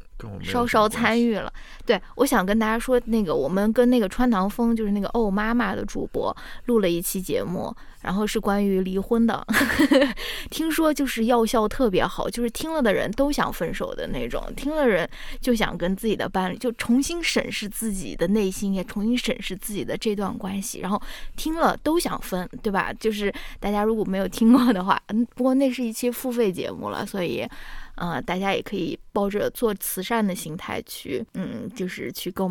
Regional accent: China; now in United States; 我们是中国人

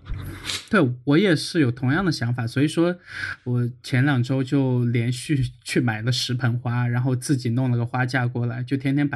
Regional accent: China; 我作为一个中国人

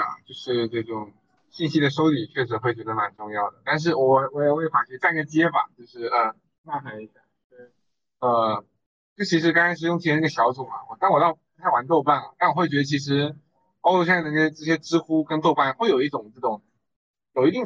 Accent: Longyan, Fujian, China; moved away as an adult; 我是龙岩人

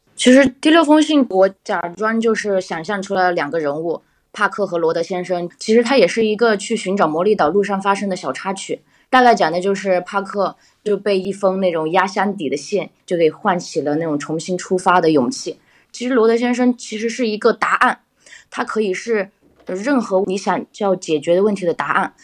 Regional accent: Yunnan, China; now in Changsha, China; 我是云南的

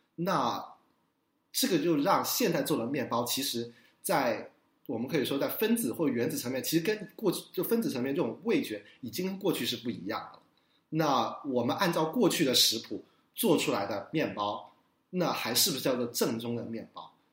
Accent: Guangzhou, Guangdong, China; now in New York, United States; 我跟伊娜一样都是广州人

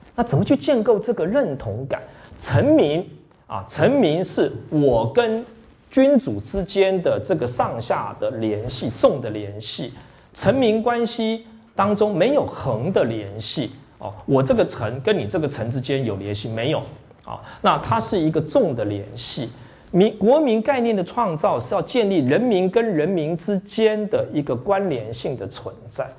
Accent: Taiwan; also born or lived in Yonghe, New Taipei; 我们台湾

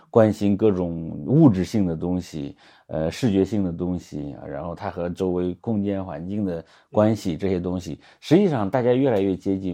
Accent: Henan, China; 我作为一个河南人

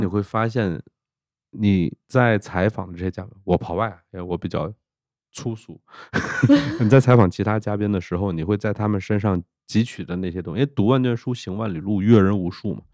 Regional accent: China; 我们中国人

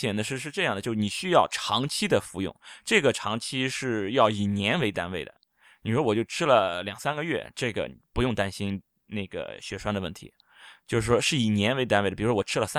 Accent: China; 我们中医有很多这种调经的药啊，博大精深，我们中国人都是受益匪浅。

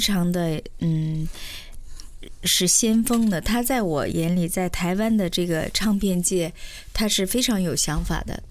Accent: Shenyang, Liaoning, China; 我是来自北方沈阳

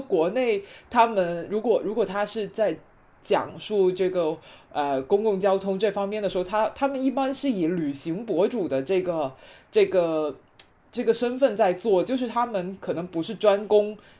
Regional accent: Guangdong, China; 我们广东这边的风俗

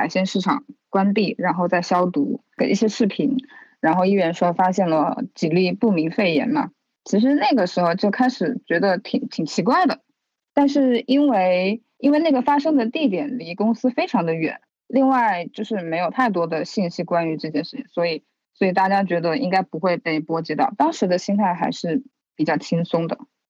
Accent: Wuhan, Hubei, China; 然后我是武汉人。现在在武汉的一个互联网公司石墨文档担任设计师的工作。

